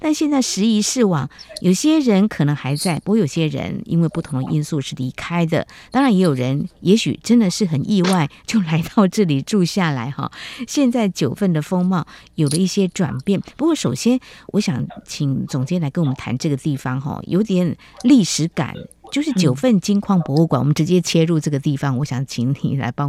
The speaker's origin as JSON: {"language": "Chinese", "region": "Yunlin County", "country": "Taiwan", "tie": "born or raised there", "moved": "yes", "said": "我的家乡是在云林啊，因为我是个新闻工作者"}